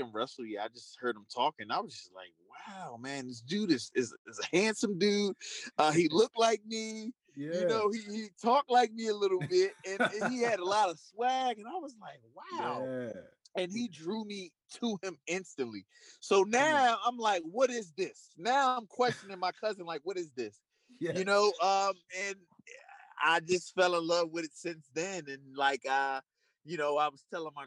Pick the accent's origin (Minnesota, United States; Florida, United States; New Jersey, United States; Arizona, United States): New Jersey, United States; Trenton; I was born and raised in Trent, New Jersey, which is like an inner city.